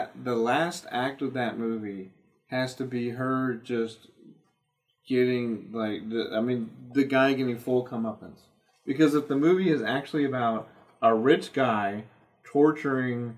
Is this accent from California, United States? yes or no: no; Houston, Texas, United States; I'm from Houston